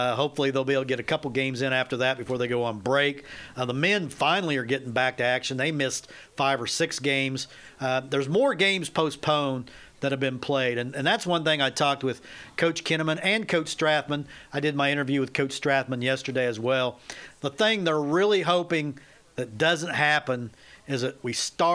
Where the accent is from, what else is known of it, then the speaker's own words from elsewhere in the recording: Southeast Kansas, United States; accent: southern twang; I'm not from the South. I'm from South Kansas, Southeast Kansas.